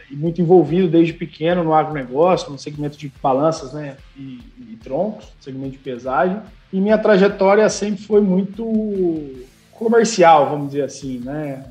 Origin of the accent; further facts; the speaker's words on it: Dracena, São Paulo, Brazil; moved away; also born or lived in Ribeirão Preto / Jundiaí / Sorocaba; nasci aqui em Dracena, fui percorri o, o Brasilzão aí, fui para Ribeirão, São Paulo, Jundiaí, Sorocaba. E tô de volta aqui há dois anos